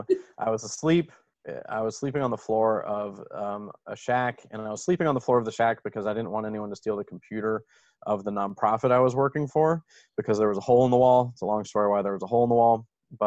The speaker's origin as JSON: {"language": "English", "region": "the South", "country": "United States", "tie": "born or raised there", "also_born_or_lived": "Venezuela", "said": "But the long and the short of it is I grew up in the southern United States, moved around a ton, and ended up in Ven"}